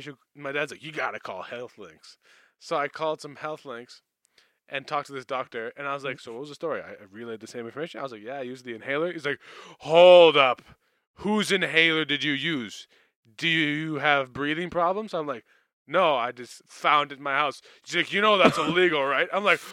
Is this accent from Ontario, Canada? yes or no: no; Manitoba, Canada; I come from Canada, in Canada, Manitoba.